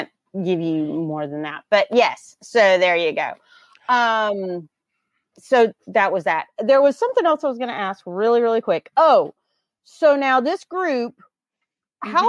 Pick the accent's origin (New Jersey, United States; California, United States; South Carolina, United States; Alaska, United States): South Carolina, United States; Newberry; I'm from Newberry, South Carolina.